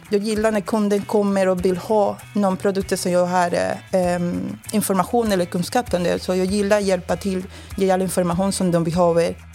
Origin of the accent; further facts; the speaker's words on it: Cuba; Swedish is a second language; moved away as an adult; now in Sweden; Jag kommer från Kuba